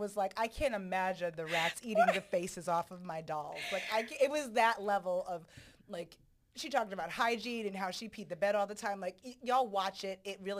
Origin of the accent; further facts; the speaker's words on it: Jamaica; So I'm also Jamaican.